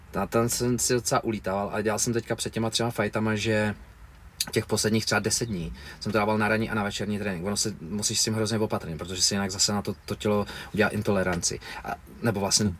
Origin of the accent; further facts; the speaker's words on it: Mnichovo Hradiště, Central Bohemian Region, Czechia; now in Prague, Czech Republic; já jsem byl z Hradišti